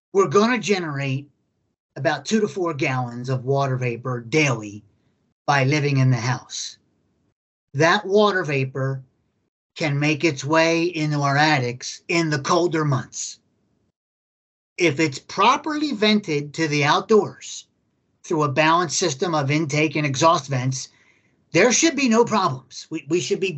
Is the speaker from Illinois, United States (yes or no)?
no; Philadelphia, Pennsylvania, United States; I grew up in Philadelphia, Pennsylvania, 2 northern climates